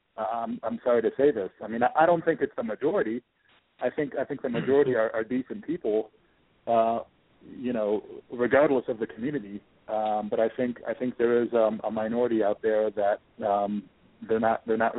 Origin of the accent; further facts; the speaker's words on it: Washington, District of Columbia, United States; moved away as an adult; also born or lived in Michigan; I was born and raised in Washington, D.C.